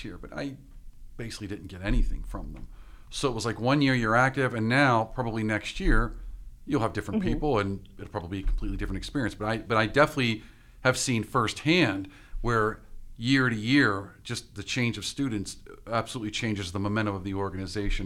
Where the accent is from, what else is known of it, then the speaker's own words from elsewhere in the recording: Pittsburgh, Pennsylvania, United States; I'm from Pittsburgh.